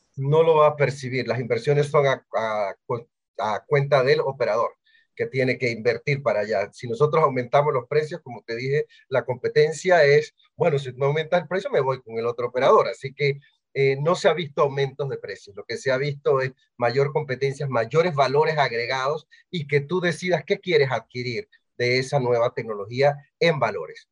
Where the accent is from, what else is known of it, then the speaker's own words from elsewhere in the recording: Bugaba, Chiriquí, Panama; yo soy de Chiriquí, eh, de Bugaba